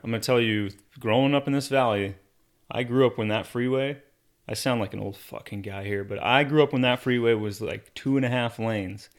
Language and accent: English; Arizona, United States; Growing up in Arizona